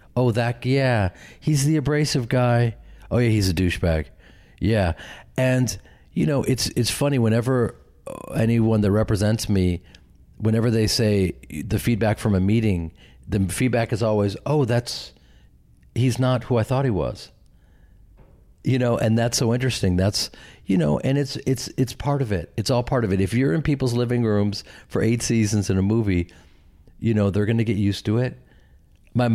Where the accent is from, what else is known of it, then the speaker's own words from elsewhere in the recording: Midwest, United States; because I'm from the Midwest, I'm from this acting family and an acting community